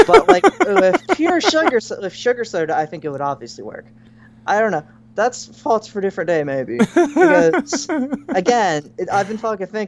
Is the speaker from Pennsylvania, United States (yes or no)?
yes; Philadelphia, Pennsylvania, United States; I'm from Philadelphia, okay?